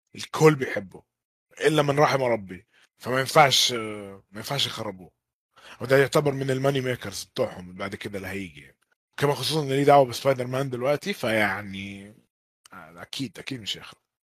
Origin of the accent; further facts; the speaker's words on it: Egypt; also born or lived in Jeddah; أنا شخصياً كمصري